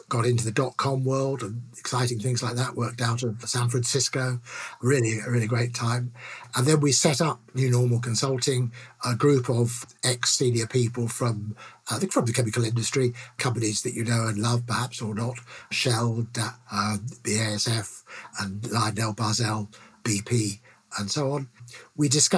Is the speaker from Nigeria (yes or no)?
no; London, United Kingdom; I grew up in London, England